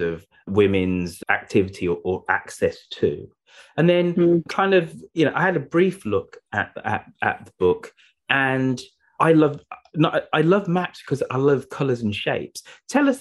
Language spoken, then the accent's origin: English; United Kingdom; we're British English speakers here